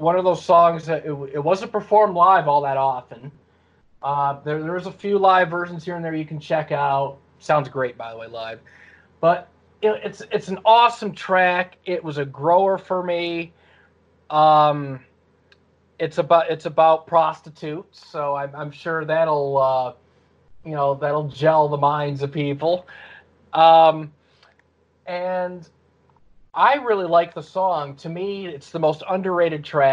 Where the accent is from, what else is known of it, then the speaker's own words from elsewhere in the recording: Detroit, Michigan, United States; Where am I from? Detroit. Well, outside right. Detroit